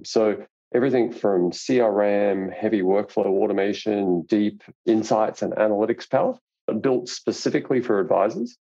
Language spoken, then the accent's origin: English; Australia; I'm Australian